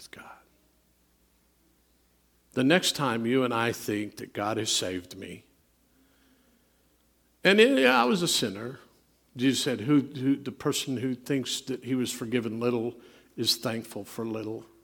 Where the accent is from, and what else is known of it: United States